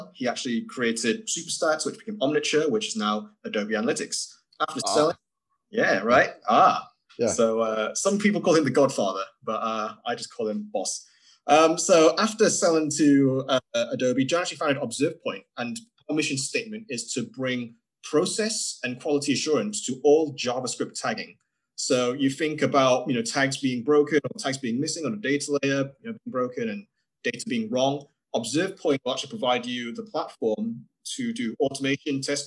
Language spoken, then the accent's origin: English; Manchester, North West England, United Kingdom; now in Watford, United Kingdom; today I'm actually in Watford, which is a town just north of London, UK, but I'm actually from Manchester, if anyone's wondering about the slightly strange accent